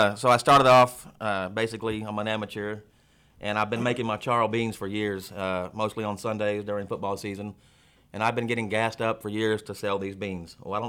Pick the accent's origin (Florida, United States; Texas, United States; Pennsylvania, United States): Texas, United States; Conroe; born and raised in Conroe